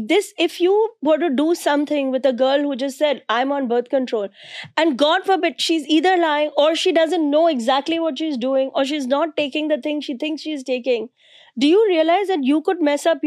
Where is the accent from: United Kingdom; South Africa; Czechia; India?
India; moved away as an adult; now in New York City, United States; I grew up in India in 1970s.